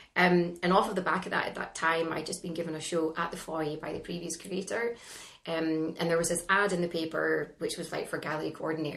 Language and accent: English; northeast of Scotland, United Kingdom; also born or lived in London; how could you possibly be successful from the northeast of Scotland